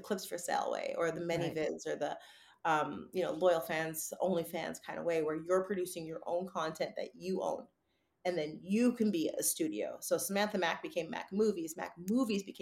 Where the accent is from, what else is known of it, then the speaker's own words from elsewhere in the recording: Vancouver, British Columbia, Canada; moved away as an adult; now in California, United States; growing up in Greater Vancouver in Canada